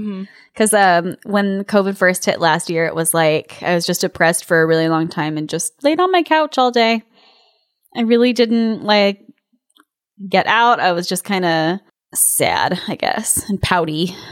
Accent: California, United States; As a Californian, it was just magical to see these little bunny rabbits.

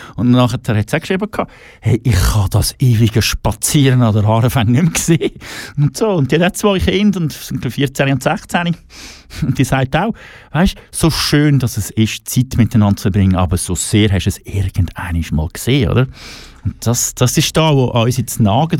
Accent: Switzerland; wir in der Schweiz

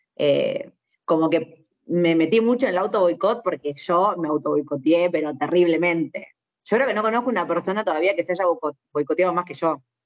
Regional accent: Argentina; nosotros lo que nos pasa en Argentina es eso, que somos una mezcla

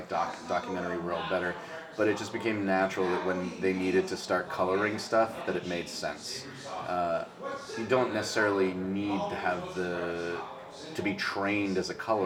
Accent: New York City, New York, United States; I grew up in the South End towards Coney Island. It's technically called Sheepshead Bay, Garrettson Beach area

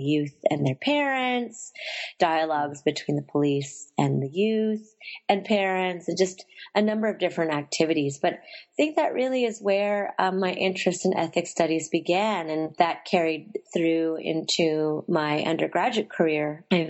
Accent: Union City, California, United States; I was born and raised in the Bay Area. I spent most of my growing up in Union City, California, which really has a sizable Filipino immigrant population.

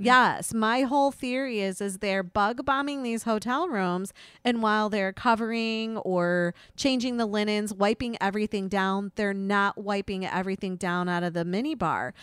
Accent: Slovakia; moved away; my home country, Slovakia

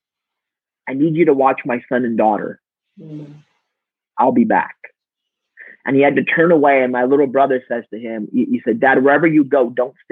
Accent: Romania; moved away; we grew up in a communist country. I was born in Romania during communism

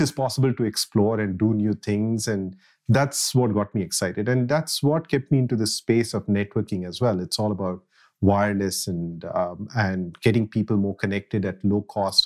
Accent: Jamshedpur, Jharkhand, India; moved away as an adult; now in Redmond, United States; I grew up in a city called Jamshedpur in India

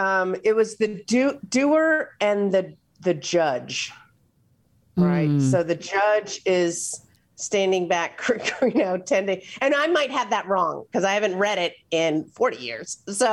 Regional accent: Philadelphia, Pennsylvania, United States; born there; But so I was born in Philadelphia.

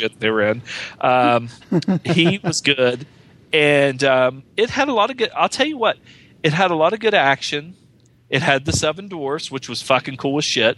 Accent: West Virginia, United States; They don't think I sound Southern and I'm from West Virginia

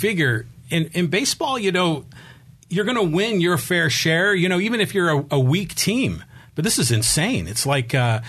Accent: California, United States; I'm originally from the Bay Area

